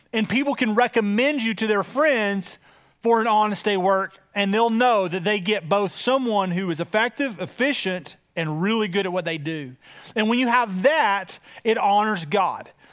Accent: United States; as an American

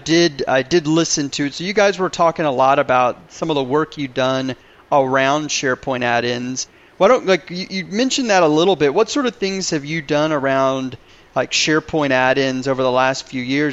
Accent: Houston, Texas, United States; now in Dallas-Fort Worth, United States; I grew up in Houston

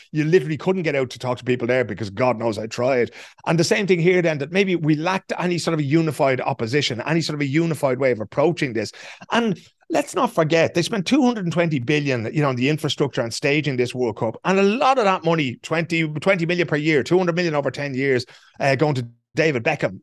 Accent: Ireland; we know as Irish people

